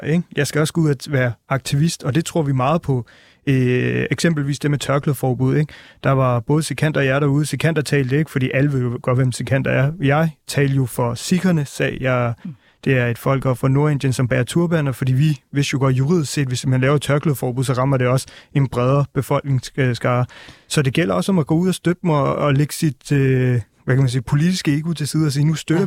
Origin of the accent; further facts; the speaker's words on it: Albertslund, Capital Region of Denmark, Denmark; also born or lived in Northern India; jeg er jo selv fra Albertslund af